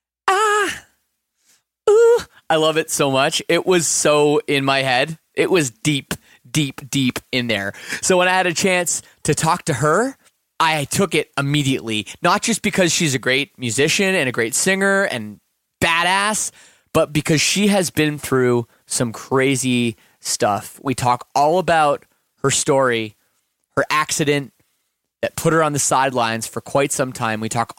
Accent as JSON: {"language": "English", "country": "Canada", "said": "you know, kind of just being Canadian, you know, like following the media a little bit."}